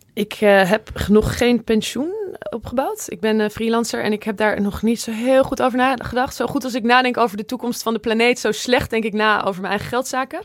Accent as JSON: {"language": "Dutch", "town": "Zwolle", "region": "Overijssel", "country": "Netherlands", "said": "een goede vriend uit, uit Zwolle, waar ik vandaan kom"}